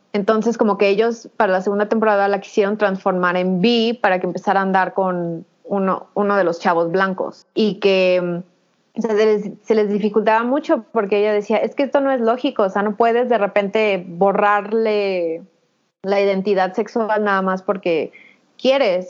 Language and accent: Spanish; Mexico; somos mujeres mexicanas